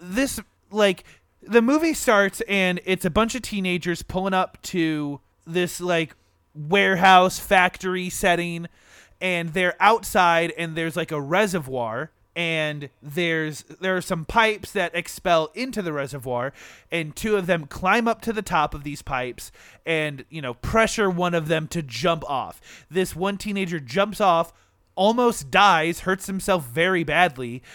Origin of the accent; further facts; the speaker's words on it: Michigan, United States; we're from Michigan and anywhere in Michigan, you know, there's a pier nearby